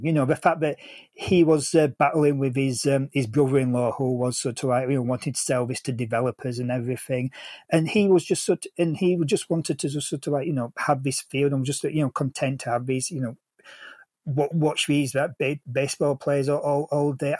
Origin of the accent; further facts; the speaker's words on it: England, United Kingdom; as an Englishman